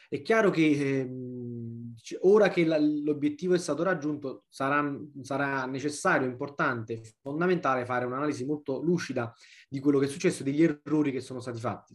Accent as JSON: {"language": "Italian", "town": "Naples", "region": "Campania", "country": "Italy", "said": "da napoletano"}